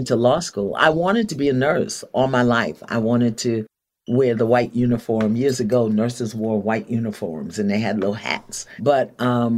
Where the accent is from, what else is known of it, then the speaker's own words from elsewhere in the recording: New York City, New York, United States; I grew up in Brooklyn. I hail from the nation of Brooklyn, and I am a New Yorker forever